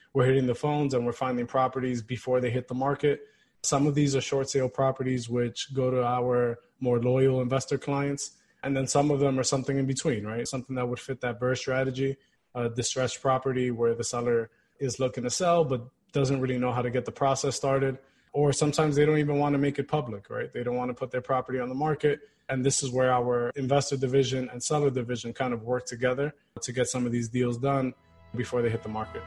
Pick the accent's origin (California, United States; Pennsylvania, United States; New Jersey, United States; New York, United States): New York, United States; New York City; I was born and raised here in Queens, New York